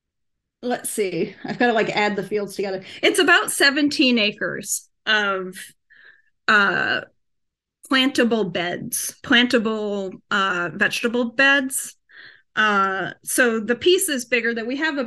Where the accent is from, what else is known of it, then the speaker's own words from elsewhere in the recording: New Hampshire, United States; moved away as an adult; also born or lived in Massachusetts; now in New York, United States; when I was 10, we moved from Massachusetts to New Hampshire. So I'm not from New York, but I have lived here for more than 20 years now. But we moved to New Hampshire to a farm